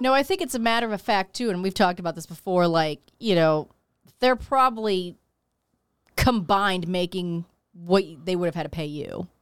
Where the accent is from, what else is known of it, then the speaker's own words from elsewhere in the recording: Chicago, Illinois, United States; moved away as an adult; also born or lived in Houston / Philadelphia; I'm from Chicago